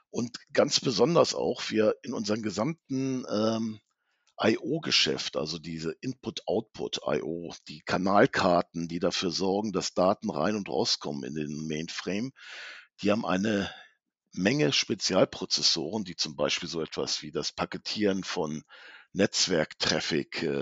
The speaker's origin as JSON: {"language": "German", "town": "Hanover", "region": "Lower Saxony", "country": "Germany", "said": "komme aus Hannover, betreue die norddeutschen Kunden"}